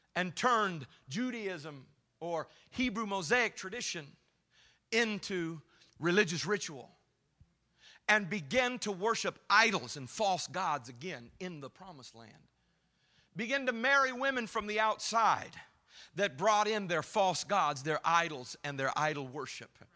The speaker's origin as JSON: {"language": "English", "region": "Tennessee", "country": "United States", "said": "I'm from Tennessee."}